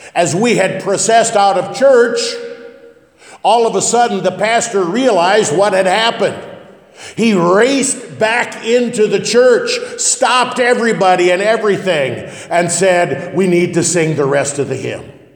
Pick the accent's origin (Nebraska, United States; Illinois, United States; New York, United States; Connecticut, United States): Nebraska, United States; West Point; moved away; We always considered Columbus to be western Nebraska growing up in West Point